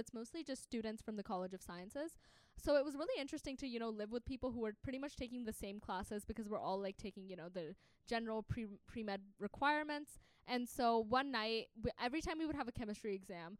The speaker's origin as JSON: {"language": "English", "region": "Tennessee", "country": "United States", "also_born_or_lived": "Pakistan", "moved": "as an adult", "lives_now": "Atlanta, United States", "said": "I'm out of state. I'm from Tennessee"}